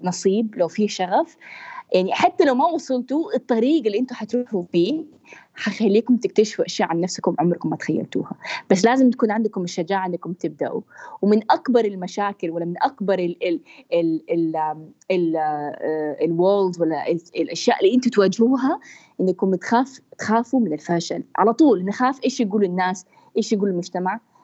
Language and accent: Arabic; Jeddah, Makkah Province, Saudi Arabia; انا بنت من جده